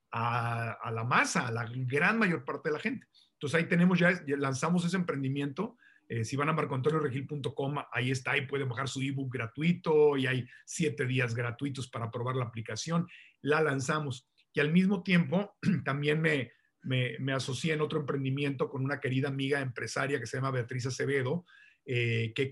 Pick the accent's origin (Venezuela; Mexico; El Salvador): Mexico; Tijuana, Baja California; born there; Yo nací en Tijuana, mi familia está en Tijuana y San Diego